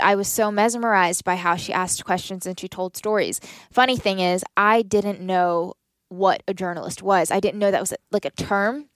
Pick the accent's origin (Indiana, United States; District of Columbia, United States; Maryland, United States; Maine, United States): Maryland, United States; Southern; I grew up in Southern Maryland